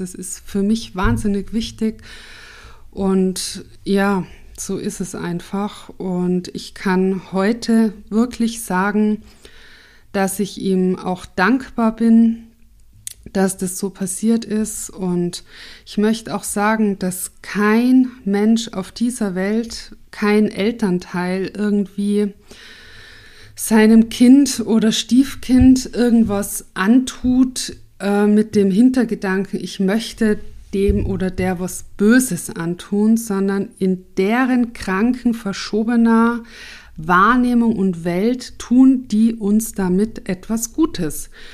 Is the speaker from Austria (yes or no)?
yes; Tyrol, Austria; now in Munich, Germany; Also ich wurde in München geboren und bin aber aufgewachsen in Tirol und wohne aber jetzt wieder in München.